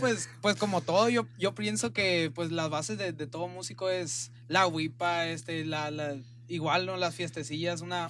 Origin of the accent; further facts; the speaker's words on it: La Paz, Baja California Sur, Mexico; now in Mazatlán, Mexico; Yo soy de La Paz. Baja California Sur.